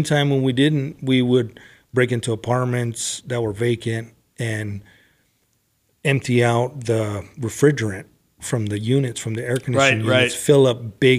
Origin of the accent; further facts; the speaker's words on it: Los Angeles, California, United States; But I grew up in L.A. I was in L.A., San Gabriel Valley, Riverside, San Bernardino County. So I moved around a lot